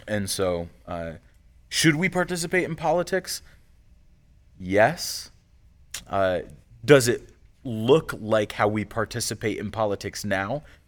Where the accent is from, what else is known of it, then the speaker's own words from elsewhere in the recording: United States; we're also American citizens